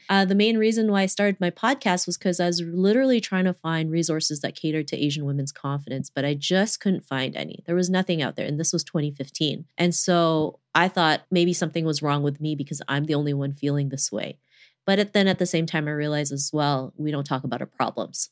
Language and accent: English; Toronto, Ontario, Canada; growing up in Toronto